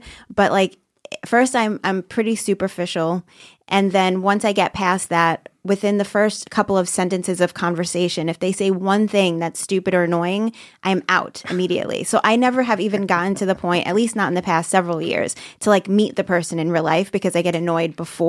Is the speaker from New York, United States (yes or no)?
yes; Brooklyn, New York, United States; now in Staten Island, United States